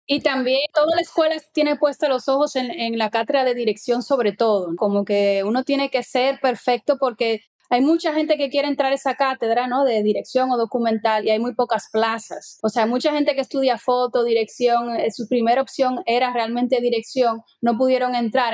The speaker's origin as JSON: {"language": "Spanish", "town": "Santo Domingo", "region": "Distrito Nacional", "country": "Dominican Republic", "tie": "born or raised there", "also_born_or_lived": "Cuba", "moved": "as an adult", "lives_now": "Capellades, Spain", "said": "yo nací en Santo Domingo y viví ya hasta que me fui a Cuba a estudiar cine"}